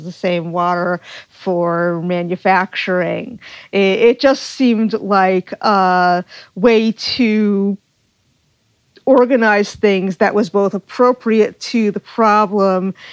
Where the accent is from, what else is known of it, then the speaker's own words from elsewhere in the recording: Cape Cod, Massachusetts, United States; now in Chesapeake Bay area, United States; I grew up on Cape Cod